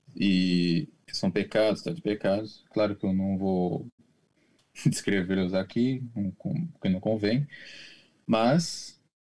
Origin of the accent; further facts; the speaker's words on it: Brazil; now in Japan; eu sou brasileiro, apesar de morar no Japão